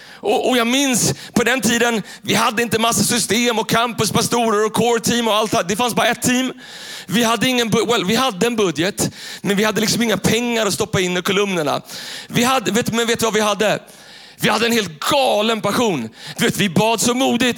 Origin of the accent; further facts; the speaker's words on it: Tyresö, Stockholm County, Sweden; Den kyrkan där jag växte upp, eh, i Tyresö, så finns det en, en pingstkyrka som heter, som heter Tyresö pingstkyrka. Och där växte jag upp